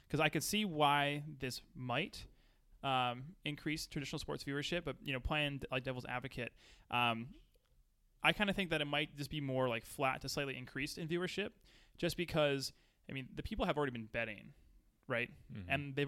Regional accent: New Jersey, United States; We're all from Jersey.

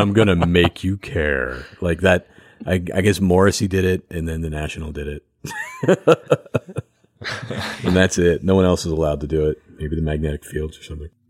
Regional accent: outside Philadelphia, Pennsylvania, United States; I'm from, like, right outside of Philadelphia.

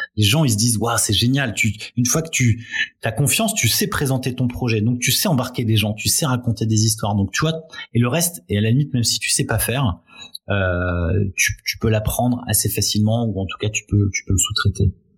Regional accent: France; en tant que Français

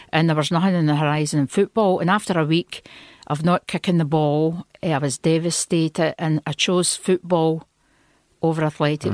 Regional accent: Stewarton, Scotland, United Kingdom; moved away as an adult; also born or lived in Italy / France; I was born in Stewarton, a wee village in Ayrshire near Kilmarnock.

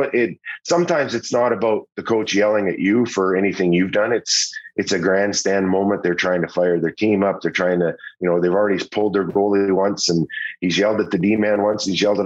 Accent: Saskatoon, Saskatchewan, Canada; Todd McClellan, whom and I grew up together in Saskatoon.

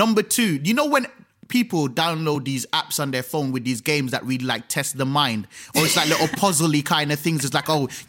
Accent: Birmingham, West Midlands, United Kingdom; moved away as an adult; also born or lived in London; now in Birmingham, United Kingdom; as a young man growing up in Birmingham waiting for a bus for 45 minutes

